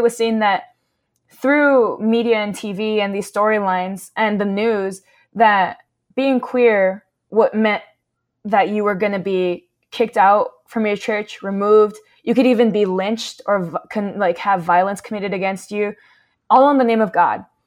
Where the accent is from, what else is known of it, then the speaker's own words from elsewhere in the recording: Southern California, United States; We grew up in SoCal